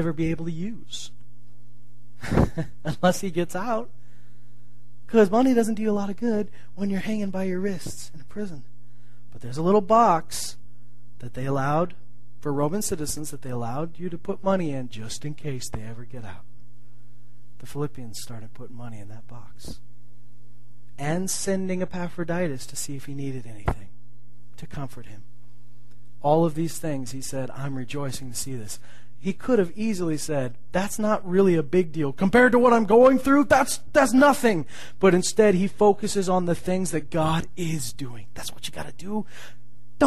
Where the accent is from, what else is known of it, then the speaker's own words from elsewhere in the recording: Canada; as Canadians we can be somewhat calm in how we act